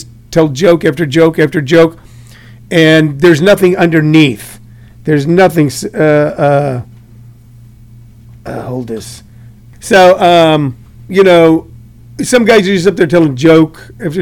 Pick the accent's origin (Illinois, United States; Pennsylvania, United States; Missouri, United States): Missouri, United States; St. Louis; I'm from St. Louis, so I can't really love the Chicago Cubs. I grew up watching the Cardinals